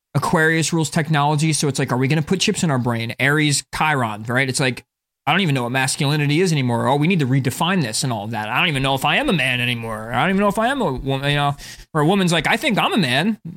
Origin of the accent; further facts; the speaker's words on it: North Plainfield, New Jersey, United States; I'm from North Plainfield, which is, like, a pretty white suburban area in the middle of, like, a ghetto-ish area. Like, it's up north New Jersey